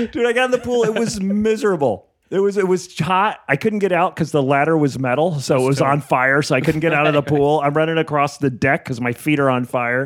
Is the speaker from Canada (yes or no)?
yes; Canada; I'm Canadian